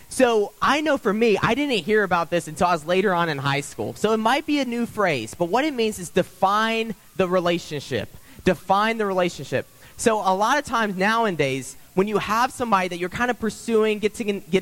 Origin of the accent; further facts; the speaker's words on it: South Carolina, United States; moved away as an adult; I remember when I moved up here, as many of you probably already know, I came from South Carolina. So I'm a newbie here. I've been here since 2016